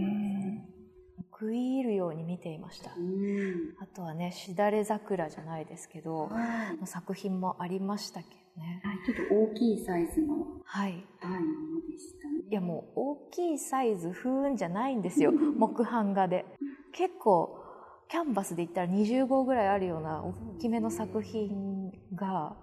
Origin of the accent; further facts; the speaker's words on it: Shizuoka, Japan; 私の地元静岡県